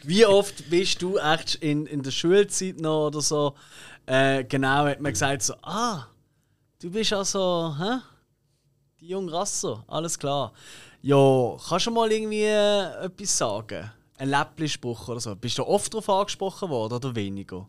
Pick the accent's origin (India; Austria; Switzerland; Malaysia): Switzerland; Basel, Basel-Stadt; für mich als Basel